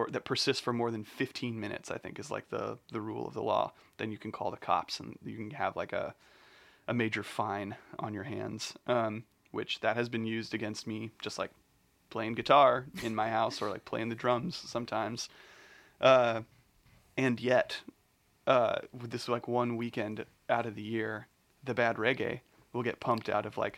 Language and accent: English; Bloomington, Indiana, United States; I'm just from Bloomington.